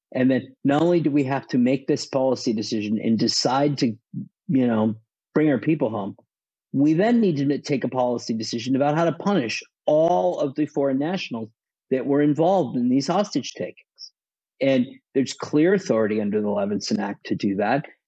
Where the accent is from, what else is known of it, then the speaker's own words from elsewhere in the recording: United States; as an American